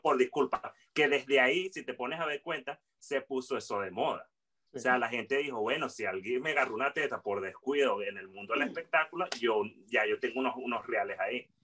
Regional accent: Venezuela; nosotros como humanos y como venezolanos

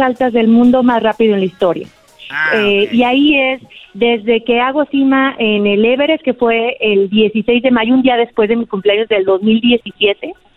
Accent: Aguascalientes, Mexico; Yo soy de Aguascalientes

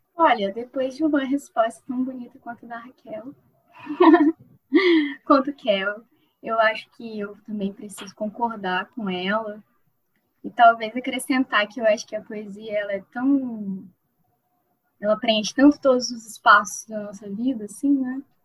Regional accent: Campos dos Goytacazes, Rio de Janeiro, Brazil; eu sou é, de Campos, do Casas, interior do Rio de Janeiro

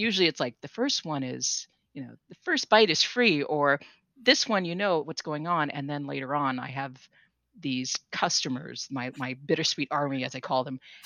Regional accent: California, United States; now in New England, United States; I grew up in California

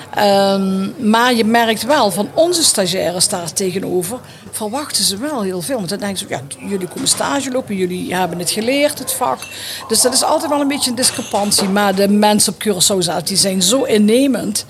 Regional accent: Netherlands; als Nederlanders

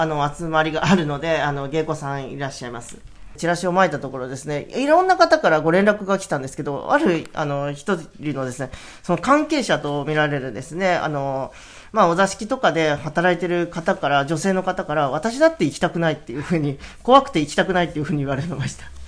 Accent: Yugawara, Kanagawa, Japan; also born or lived in Tokyo; 湯河原町出身なんですけれども、えー、大学進学を機に20年間、東京で過ごしておりました

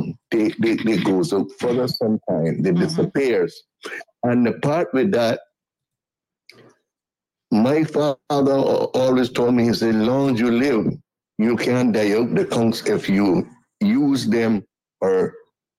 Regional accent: George Town, Cayman Islands; I grew up in Georgetown at Bartlemere Street.

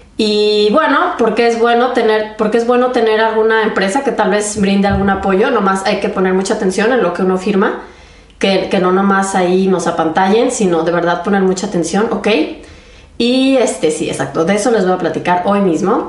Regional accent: Mexico; moved away as an adult; now in Germany; soy mexicana y además de aventurarme en el mundo de la medicina, también decidí mudarme a Alemania a hacer mi especialidad médica.

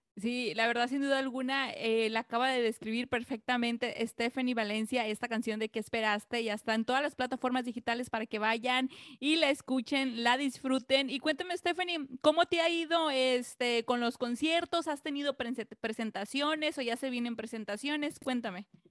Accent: Acapulco, Guerrero, Mexico; now in Los Angeles, United States; yo nací en Acapulco

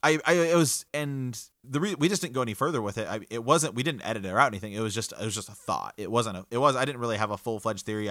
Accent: Ohio, United States; we're from the Kingdom of Ohio

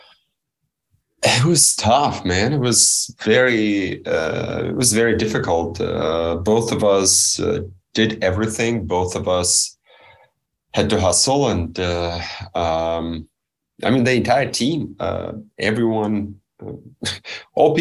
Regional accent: Belarus; I was born and raised in Belarus, which many consider a third world country

